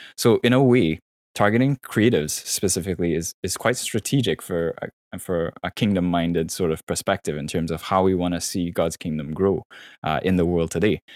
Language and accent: English; Trinidad & Tobago; moved away as an adult; also born or lived in Florida / Vancouver; born and raised in Trinidad, um, you know, till I was around nineteen, left there for college, you know, doing my undergrad in Florida